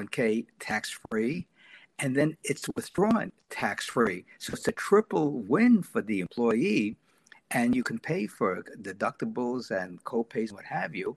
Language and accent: English; New York City, New York, United States; growing up in New York City back in the 1950s and 60s